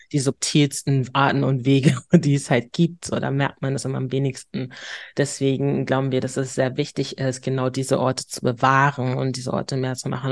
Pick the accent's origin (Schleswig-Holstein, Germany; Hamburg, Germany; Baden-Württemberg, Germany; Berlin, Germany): Hamburg, Germany; accent: northern German; ich bin Hamburgerin durch und durch